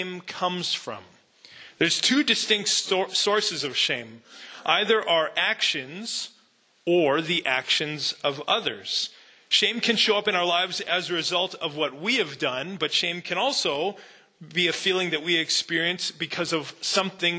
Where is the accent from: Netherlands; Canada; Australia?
Canada; I grew up in Canada.